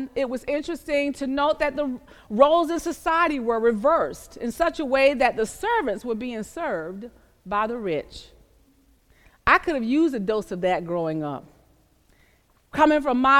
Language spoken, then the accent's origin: English; the South, Southern United States, United States; I grew up in the South